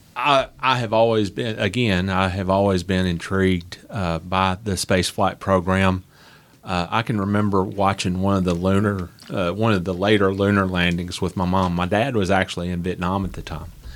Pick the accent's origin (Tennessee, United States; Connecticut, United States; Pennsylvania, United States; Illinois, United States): Tennessee, United States; Nashville; also born or lived in Huntsville, Alabama; I grew up in Nashville, Tennessee